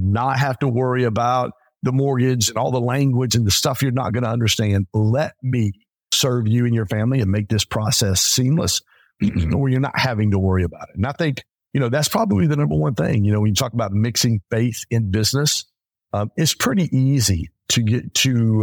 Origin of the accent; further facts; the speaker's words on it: Pontiac, Michigan, United States; I grew up in Pontiac, Michigan. I grew up in a very blue collar hood area.